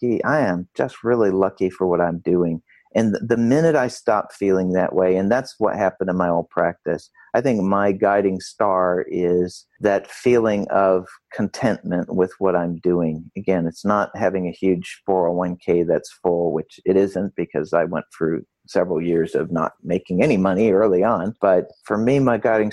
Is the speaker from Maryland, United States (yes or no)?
no; Rochester, New York, United States; I grew up in Rochester, New York